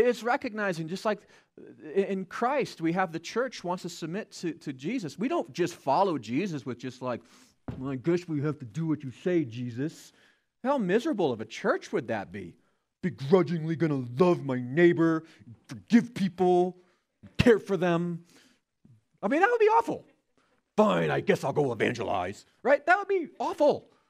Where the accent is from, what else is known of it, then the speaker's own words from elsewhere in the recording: United States; As American citizens